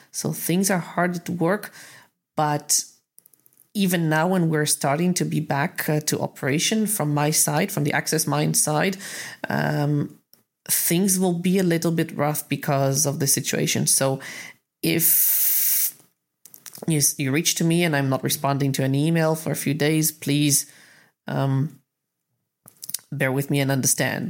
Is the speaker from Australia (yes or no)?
no; Israel; I'm from Israel